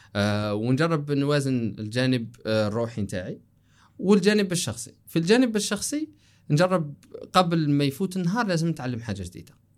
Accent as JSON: {"language": "Arabic", "country": "Algeria", "said": "قلنا انتو جزائريين قلنا له ايه"}